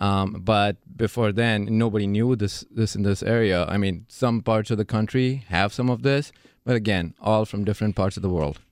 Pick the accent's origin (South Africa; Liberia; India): India; moved away as an adult; now in Milwaukee, United States; I was born in India